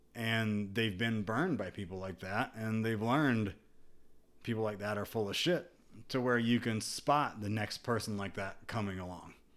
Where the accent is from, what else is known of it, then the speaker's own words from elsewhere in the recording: United States; growing up in America